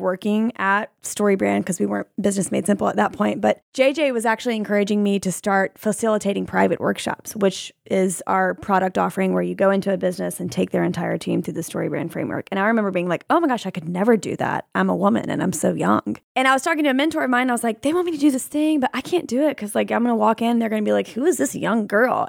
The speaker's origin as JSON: {"language": "English", "region": "Alabama", "country": "United States", "tie": "born or raised there", "said": "I grew up in Alabama, right? And so being a woman in the South"}